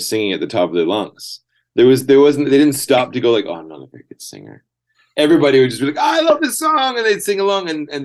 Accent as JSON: {"language": "English", "town": "Salmon Arm", "region": "British Columbia", "country": "Canada", "tie": "born or raised there", "also_born_or_lived": "Vancouver / Brazil", "moved": "as an adult", "lives_now": "Berlin, Germany", "said": "I grew up in Salmon Arm, not far from where you are."}